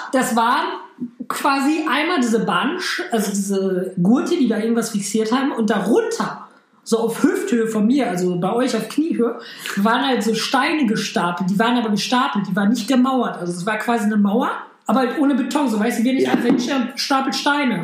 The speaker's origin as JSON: {"language": "German", "country": "Germany", "said": "ich bin aus Deutschland"}